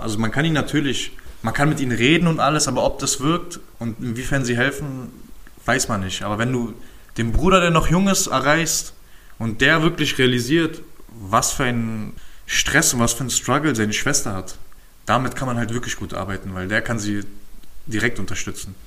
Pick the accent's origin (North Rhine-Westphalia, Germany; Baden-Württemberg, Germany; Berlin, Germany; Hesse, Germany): Berlin, Germany; ich bin halt mit 10 aus dem Wedding nach Köpenick gezogen